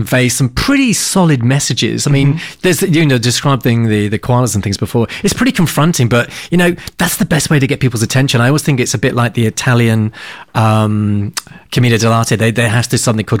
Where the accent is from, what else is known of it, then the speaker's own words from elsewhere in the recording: Devon, South West England, United Kingdom; I come from Devon